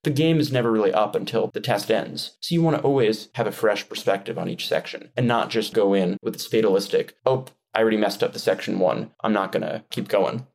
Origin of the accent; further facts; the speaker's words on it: Westchester County, New York, United States; moved away as an adult; also born or lived in Washington, D.C.; now in Taiwan; I'm from New York, born and raised in Westchester County. I lived in New York my entire life